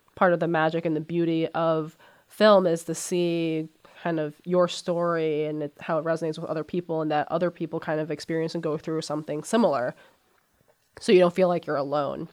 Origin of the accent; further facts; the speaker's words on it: United States; also born or lived in China; Even though I was born in China, I grew up in America, mm-hmm. so I'm pretty much American